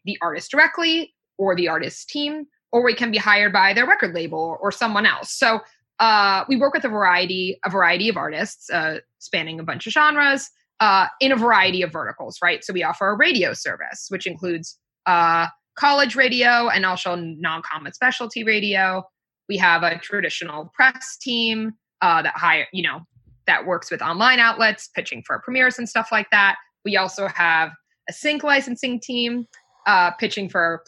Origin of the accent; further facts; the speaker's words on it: New York, United States; I'm actually from New York State, not from the city, but I'm from here, so I pretty much never leave